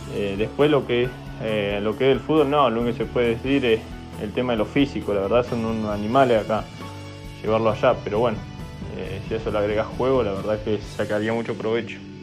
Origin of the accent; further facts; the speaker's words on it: Neuquén, Argentina; moved away; yo soy de Neuquén